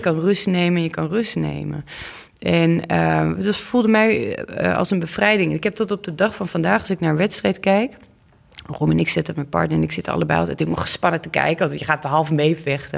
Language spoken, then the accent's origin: Dutch; Olst, Overijssel, Netherlands; de burgemeester van Olst, waar ik vandaan kom